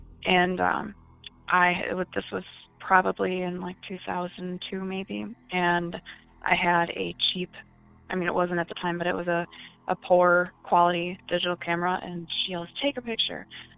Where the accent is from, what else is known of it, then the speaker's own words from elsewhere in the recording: Great Lakes, United States; but I'm from the Great Lakes region and my stories pretty much are all in my childhood. I grew up in a haunted house